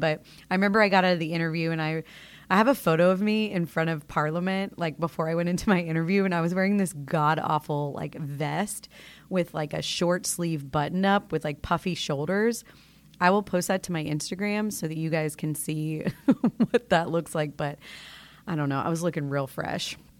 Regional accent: Florida, United States; moved away as an adult; I grew up in Florida, born and raised in the two three nine

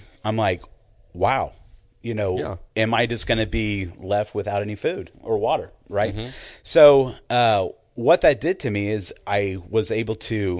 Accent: Houston, Texas, United States; So growing up in the Houston area, you know, we are hurricane prone

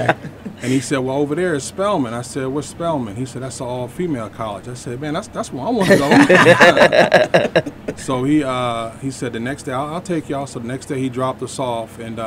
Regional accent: New York City, New York, United States; moved away as an adult; also born or lived in Long Island / New Jersey; I was born in New York City. I moved around a lot. I was born in New York. I grew up in the Bronx, Long Island, and Jersey. And after high school, I came down here to go to Morehouse College.

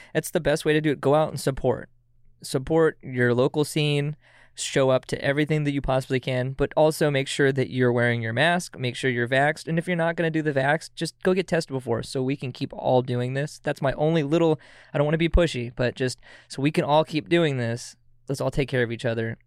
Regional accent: Auburn, Washington, United States; now in Everett, United States; originated from Auburn, Washington, but I live out in Everett

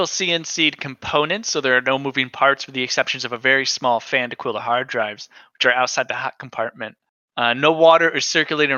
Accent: United States; In America, we say no

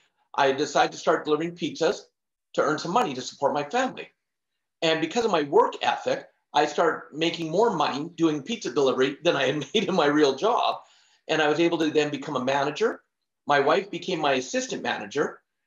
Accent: Canada; But growing up, I was born in Canada, born and raised, and in my family, because we barely made it by.

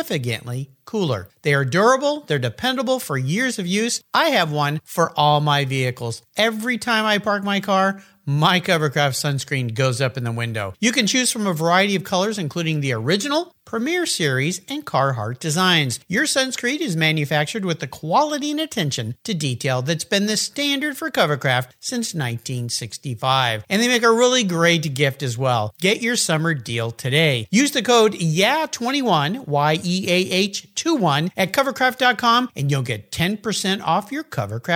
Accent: San Diego, California, United States; I grew up in San Diego where we were kind of far from skiing.

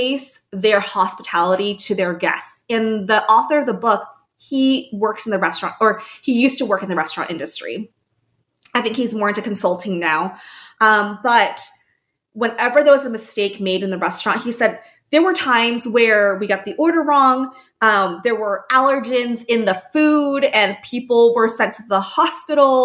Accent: United States; as an American

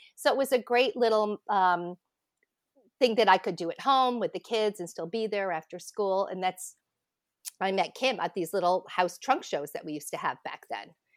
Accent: Connecticut, United States; I grew up in Connecticut

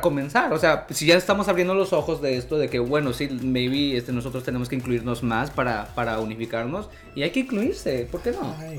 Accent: Mexico; now in New York, United States; soy, soy de México

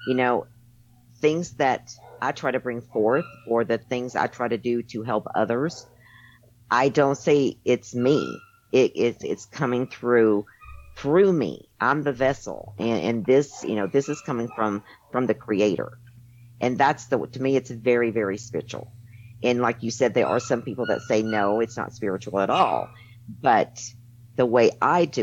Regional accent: Tennessee, United States; moved away as an adult; also born or lived in Arizona; I was raised in Tennessee in a Christian home

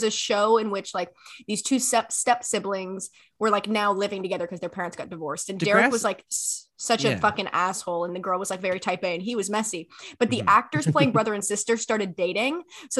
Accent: Maryland, United States; now in Canada; I grew up in Maryland, so like right on the cusp of like the South. In America.

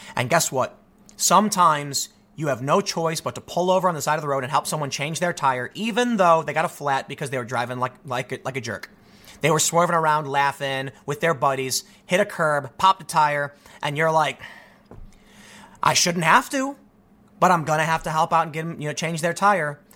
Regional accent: United States; as an American

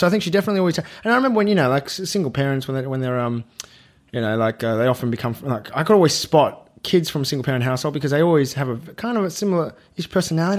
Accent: Melbourne, Victoria, Australia; I grew up in Melbourne

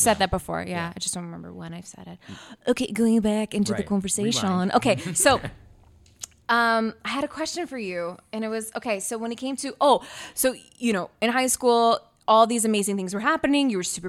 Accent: Canada; because I was born here

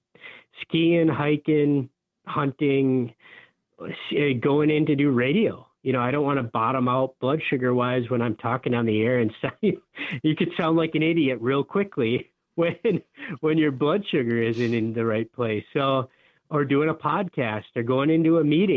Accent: Upper Peninsula of Michigan, United States; I grew up in the Upper Peninsula of Michigan

